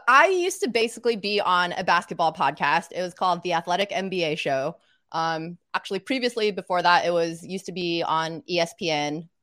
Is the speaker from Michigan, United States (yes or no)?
no; Little Rock, Arkansas, United States; moved away as an adult; also born or lived in North Carolina / New Orleans, Louisiana; now in New York, United States; I actually grew up in Little Rock, Arkansas